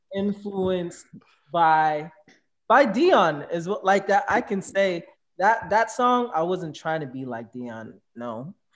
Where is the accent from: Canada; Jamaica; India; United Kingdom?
Jamaica; now in United States; I'm Jamaican